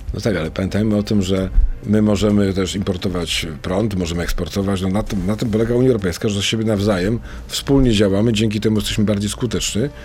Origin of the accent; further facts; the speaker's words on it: Wrocław, Lower Silesian Voivodeship, Poland; moved away as an adult; also born or lived in Warsaw; ja jestem z Wrocławia i pojechałem do Warszawy